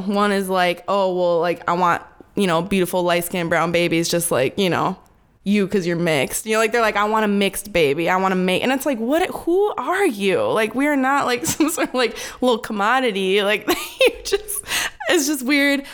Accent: Minneapolis, Minnesota, United States; also born or lived in Wisconsin; I grew up in South Minneapolis

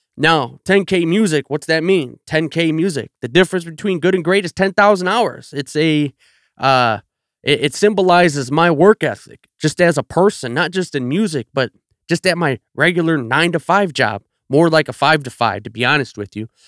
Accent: Chicago south suburbs, Illinois, United States; I'm from the South Burbs, man. I grew up twenty minutes from the city

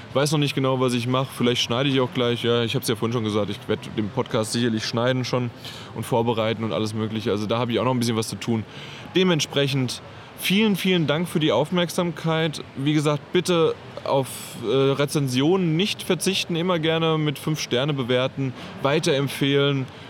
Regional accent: Germany; bei uns in Deutschland

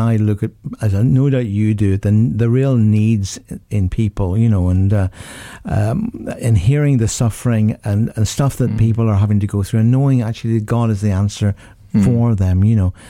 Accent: Northern Ireland, United Kingdom; in my home country of Northern Ireland

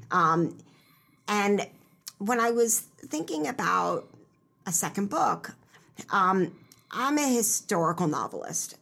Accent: Elkins Park, Pennsylvania, United States; also born or lived in Israel; I grew up in Elkins Park, which is in Cheltenham Township, just, you know, twenty-five minutes from here, from Drexel by train

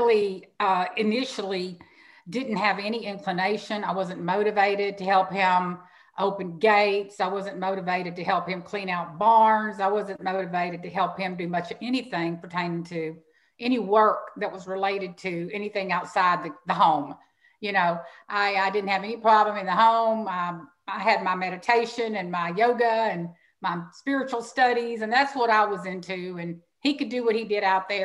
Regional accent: Houston, Texas, United States; also born or lived in Angleton, Texas; growing up in Houston, Texas

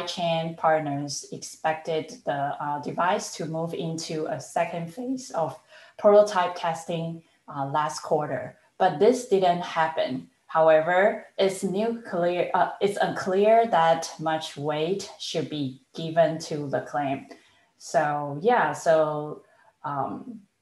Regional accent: Taiwan; moved away; I was born and raised in Taiwan

